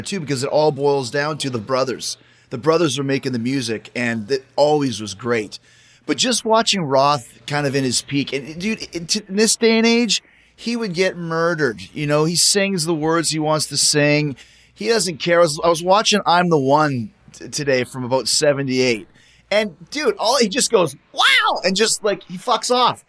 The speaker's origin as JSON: {"language": "English", "town": "Winnipeg", "region": "Manitoba", "country": "Canada", "tie": "born or raised there", "said": "I grew up in Winnipeg"}